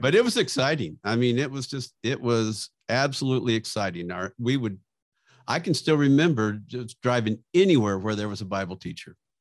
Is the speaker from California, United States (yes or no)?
yes; Bakersfield, California, United States; I grew up in Bakersfield